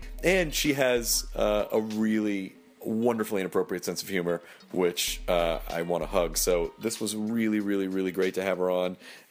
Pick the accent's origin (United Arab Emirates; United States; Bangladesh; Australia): United States; California; now in Indiana, United States; It's really cold here in Indiana. Not to the people who live here, of course, but we're from California, and our skin is made of phyllo dough.